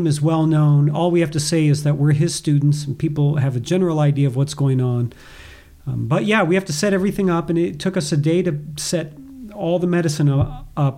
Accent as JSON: {"language": "English", "country": "United States", "lives_now": "Boise, United States", "said": "as an American"}